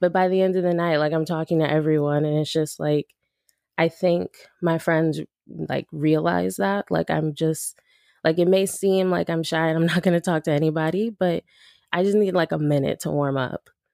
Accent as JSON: {"language": "English", "town": "Los Angeles", "region": "California", "country": "United States", "tie": "born or raised there", "also_born_or_lived": "Woodland Hills, California", "said": "I'm from Los Angeles. Um, I grew up mostly in South Central L A, like towards U S C, downtown L A, that area. And then I moved out to the San Fernando Valley when I was about eight or nine"}